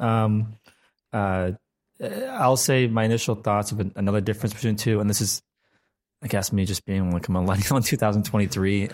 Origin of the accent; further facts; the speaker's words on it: United States; as an American